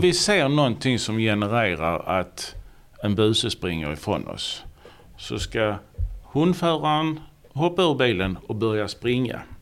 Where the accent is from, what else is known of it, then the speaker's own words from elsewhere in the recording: Ystad, Skåne, Sweden; also born or lived in Sjöbo / Malmö; jag är född och uppvuxen i Ystad